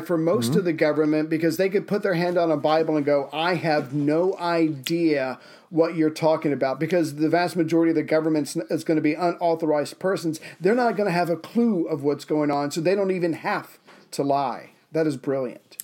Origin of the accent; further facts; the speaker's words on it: United States; as an American